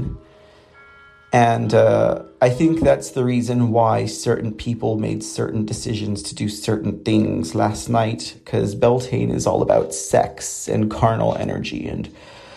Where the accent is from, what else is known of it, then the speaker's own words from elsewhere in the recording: San Antonio, Texas, United States; running for city council here in my hometown